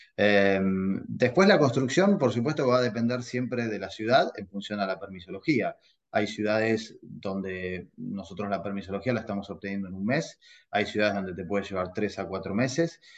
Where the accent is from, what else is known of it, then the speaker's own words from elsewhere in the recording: Argentina; now in United States; soy argentino y vos sabés que en mi país